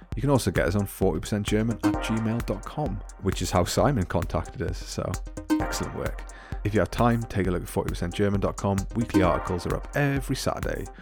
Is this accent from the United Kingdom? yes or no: yes; Scotland, United Kingdom; moved away; also born or lived in Newcastle / Augsburg; growing up in Scotland